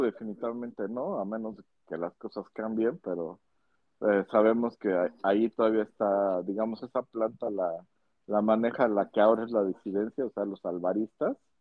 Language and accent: Spanish; Mexico; así somos los mexicanos